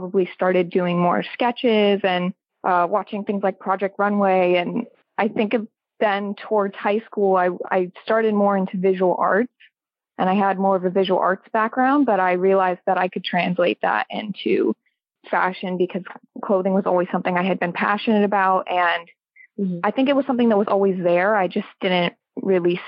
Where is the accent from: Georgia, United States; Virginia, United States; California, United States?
Georgia, United States; Atlanta; I grew up actually in Atlanta.